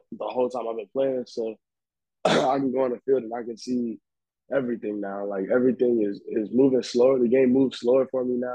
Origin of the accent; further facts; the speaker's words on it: Long Beach, California, United States; I'm from Long Beach, California